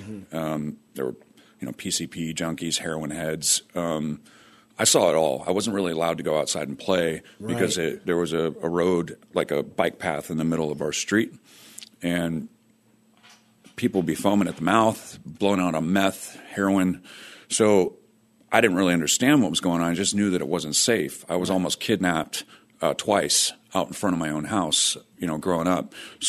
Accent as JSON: {"language": "English", "town": "Fresno", "region": "California", "country": "United States", "tie": "born or raised there", "said": "I grew up in Fresno, California."}